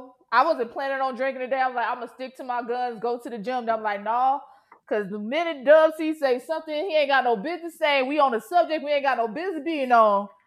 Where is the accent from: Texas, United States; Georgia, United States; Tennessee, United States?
Georgia, United States; I'm from Georgia.